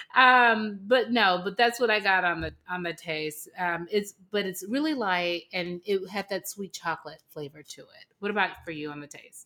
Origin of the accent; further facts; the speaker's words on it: Los Angeles, California, United States; now in Atlanta, United States; born and raised in Los Angeles